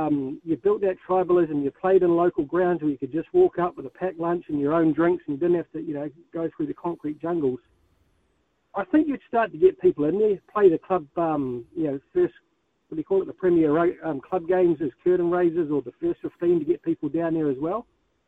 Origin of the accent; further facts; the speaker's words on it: Upper Hutt, Wellington, New Zealand; also born or lived in Paraparaumu; I grew up in Upper Hutt.